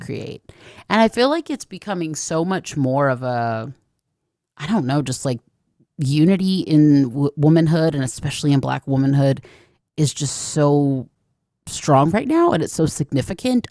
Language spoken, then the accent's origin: English; Atlanta, Georgia, United States; I grew up in Atlanta